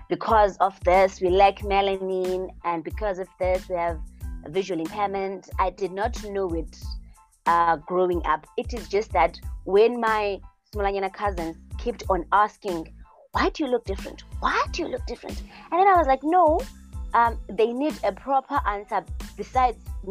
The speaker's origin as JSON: {"language": "English", "region": "Eastern Cape", "country": "South Africa", "tie": "born or raised there", "also_born_or_lived": "Port Elizabeth", "said": "I'm from South Africa. I'm from the Eastern Cape. I grew up in the villages, but now I'm mostly living in the city. I'm living in Port Elizabeth."}